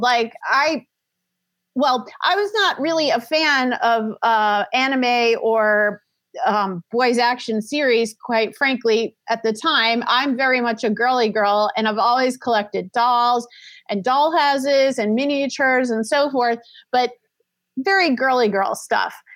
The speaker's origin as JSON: {"language": "English", "town": "New Orleans", "region": "Louisiana", "country": "United States", "also_born_or_lived": "Orange County / San Diego / Los Angeles", "moved": "as an adult", "lives_now": "Tarzana, United States", "said": "I'm originally from New Orleans, Louisiana"}